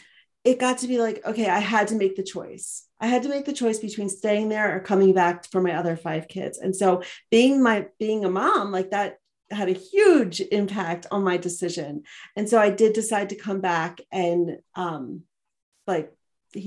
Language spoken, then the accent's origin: English; outside of Philadelphia, Pennsylvania, United States; moved away as an adult; now in Montana, United States; I live here in Montana and I grew up outside of Philadelphia